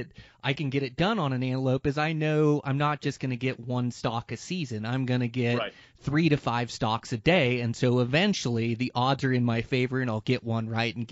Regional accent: Montana, United States; my home state of Montana in this amazing mountain range of like the Gravelies that's in my home range where I live

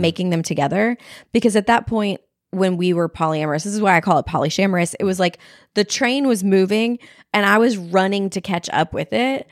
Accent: Texas, United States; I'm from Texas

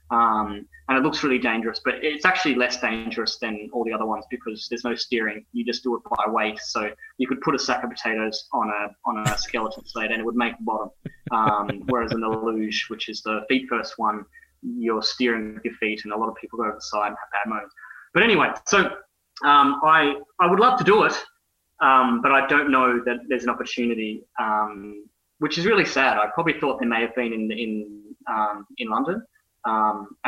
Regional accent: Brisbane, Queensland, Australia; born there; also born or lived in Ireland; I was born in Brisbane. I, I've lived in Ireland.

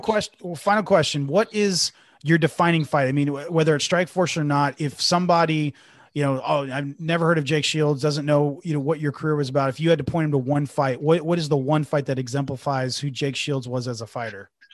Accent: Bay Area, California, United States; being born and raised in the Bay Area

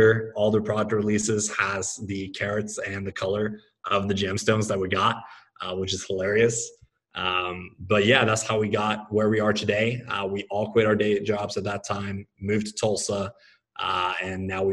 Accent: Norway; moved away as an adult; also born or lived in Oklahoma; I grew up in Norway, lived there until I was 20. Then I moved to Oklahoma for college

